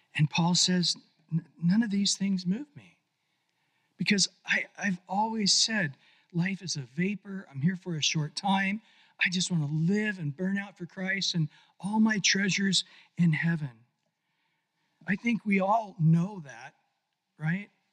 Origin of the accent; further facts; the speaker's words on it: Visalia, California, United States; I grew up in Central California in Visalia in the 60s